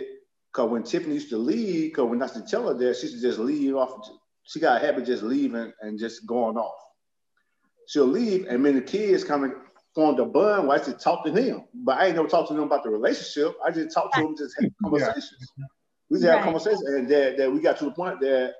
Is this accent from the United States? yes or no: yes; Birmingham, Alabama, United States; moved away; I was from Birmingham